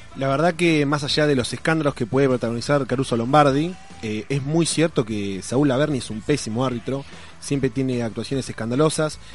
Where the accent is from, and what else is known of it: Argentina